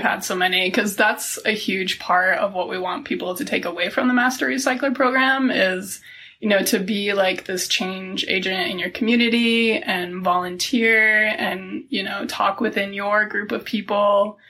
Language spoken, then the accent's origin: English; Buffalo, New York, United States; now in Salt Lake City, United States; And I'm not originally from Utah. I grew up outside of Buffalo, New York.